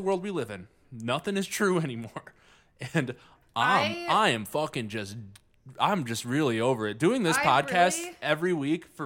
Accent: Livonia, Michigan, United States; We grew up in Livonia

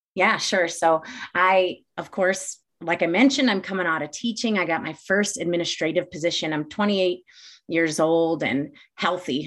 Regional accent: Glendale Heights, Illinois, United States; also born or lived in Champaign, Illinois; I grew up in the northwest suburbs of Chicago, a town called Glendale Heights

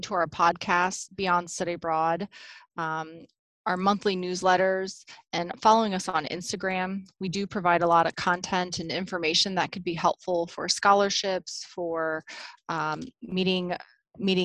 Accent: Romania; now in United States; I'm originally from Romania and speak fluent Hungarian

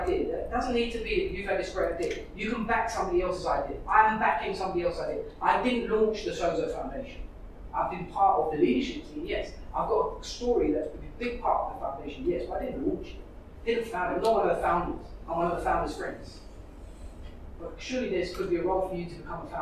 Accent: London, United Kingdom; I was brought up in East London.

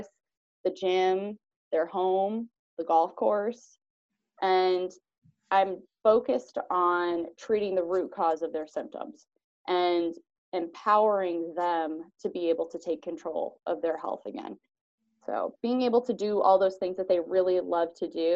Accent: Van Buren, Ohio, United States; now in White House, United States; I'm originally from Van Buren, Ohio, so graduated from Van Buren High School

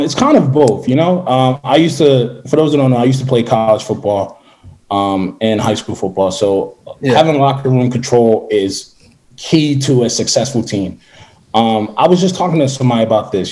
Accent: Philadelphia, Pennsylvania, United States; I'm from Philadelphia

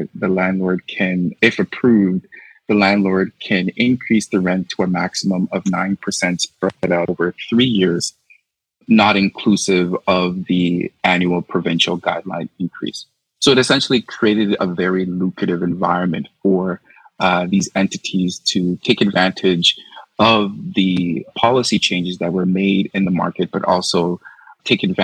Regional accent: Toronto, Ontario, Canada; I grew up in the Little Jamaica community, just in the west end of the city along Eglinton West

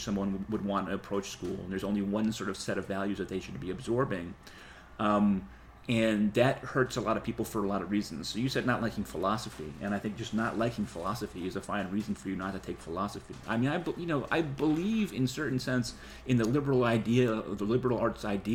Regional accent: New England, United States; moved away; I come from New England

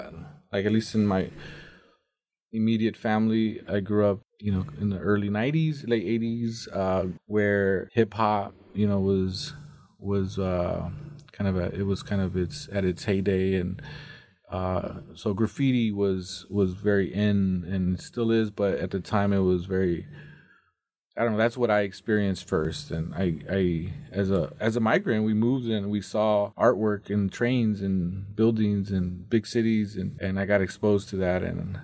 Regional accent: Mountain Home, Idaho, United States; also born or lived in Nampa, Idaho; Well, I was born in Nampa, Idaho.

